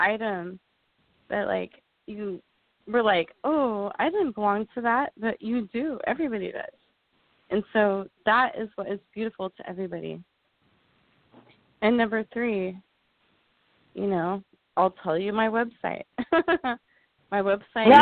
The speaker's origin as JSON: {"language": "English", "region": "California", "country": "United States", "said": "I'm from California"}